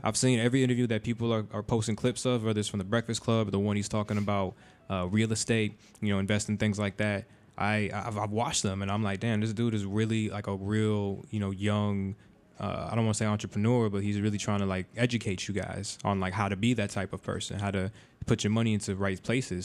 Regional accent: Florida, United States; we're from Florida

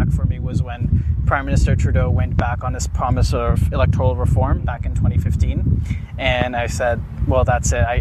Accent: Mumbai, Maharashtra, India; also born or lived in Canada; now in Ontario, Canada; I was born in Mumbai, India, and I came to Canada in 2005.

